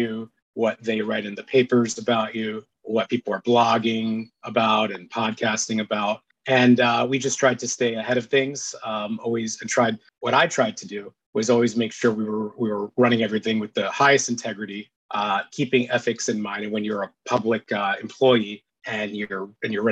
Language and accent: English; New City, New York, United States; I grew up in Rockland County. There's a good amount of Jews in Rockland County. Grew up in a town called New City.